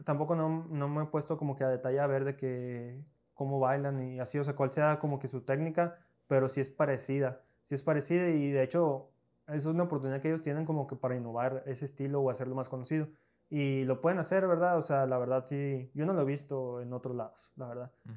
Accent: Piedras Negras, Coahuila, Mexico; also born or lived in Monclova, Coahuila, Mexico; Yo no soy de aquí, yo soy de Muclova, yo soy nacido en Muclova, pero tengo prácticamente toda mi vida viviendo aquí en Piedra

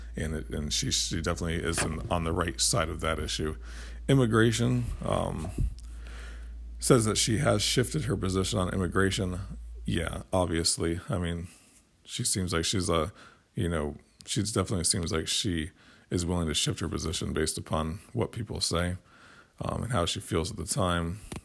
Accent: United States; as an American

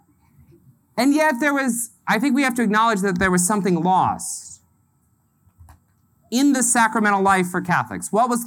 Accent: the South, United States; now in Indiana, United States; I grew up in the South

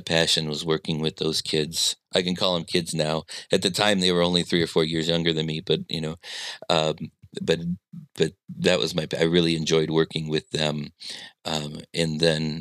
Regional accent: Midwest, United States; I'm a Midwesterner

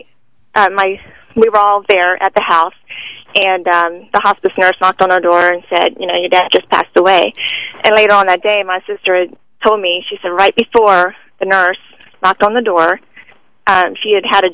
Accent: Tampa, Florida, United States; now in Atlanta, United States; I grew up in Tampa

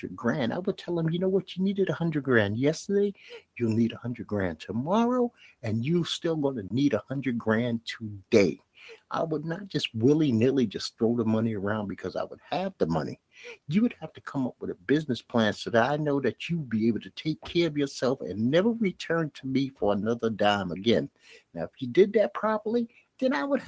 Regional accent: New York City, New York, United States; I come from Bed-Stuy, Brooklyn

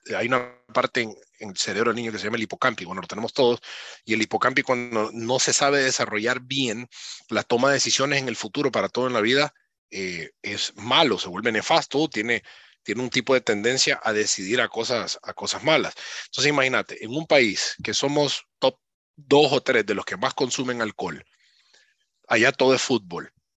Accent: Honduras; moved away as an adult; nací en Honduras y me estoy formando fuera de Honduras

